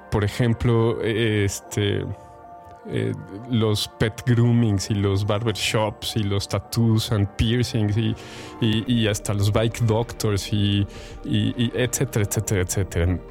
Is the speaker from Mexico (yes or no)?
yes; Mexico; first language Spanish; mexicano que habla español